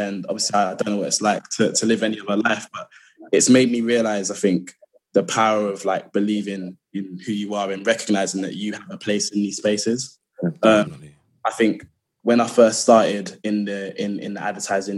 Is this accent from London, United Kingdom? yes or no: yes; London, United Kingdom; I'm from, like, as all of us are, I think, from South London. Born and raised in Lewisham.